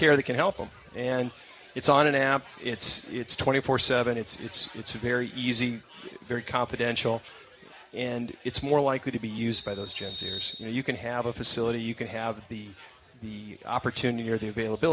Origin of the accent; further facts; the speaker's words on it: Central Illinois, United States; I'm from Central Illinois, so our parents were here